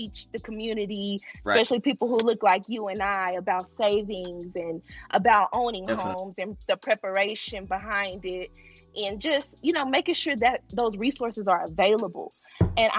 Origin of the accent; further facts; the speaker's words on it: Texas, United States; moved away as an adult; also born or lived in Arkansas; now in Atlanta, United States; I was born in Texas. I'm originally from Texas.